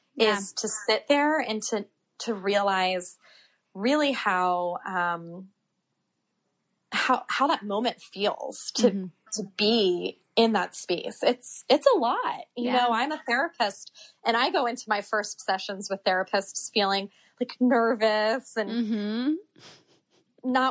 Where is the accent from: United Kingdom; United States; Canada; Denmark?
United States; Havre de Grace, Maryland; now in Philadelphia, United States; I grew up in Havity Grace, Maryland